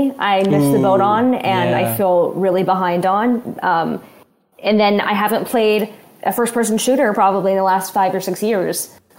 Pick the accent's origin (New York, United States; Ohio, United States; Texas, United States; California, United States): California, United States; Southern; I grew up in Southern California in 2000s